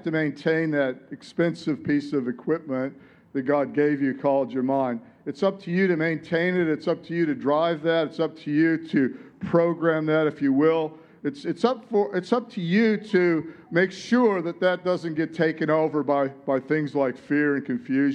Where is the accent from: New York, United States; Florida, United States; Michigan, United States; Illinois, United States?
Michigan, United States; Detroit; moved away as an adult; now in Sunshine Coast, Australia; I grew up in Detroit